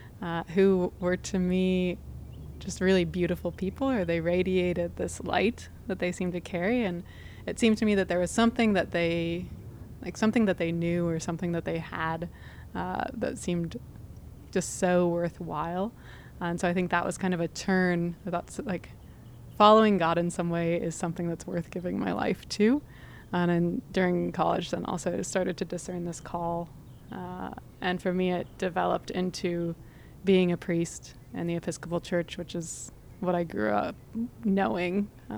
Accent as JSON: {"language": "English", "town": "Duluth", "region": "Minnesota", "country": "United States", "tie": "born or raised there", "moved": "as an adult", "lives_now": "Austin, United States", "said": "I grew up in Duluth, Minnesota, on a lake, and went to a church there with a lady priest"}